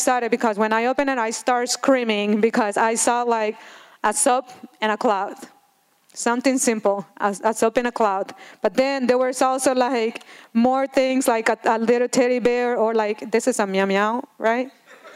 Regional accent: Honduras; moved away; I'm original from Honduras.

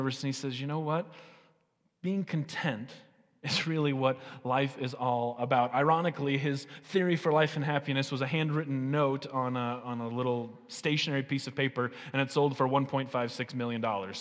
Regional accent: United States; As American and American Christians

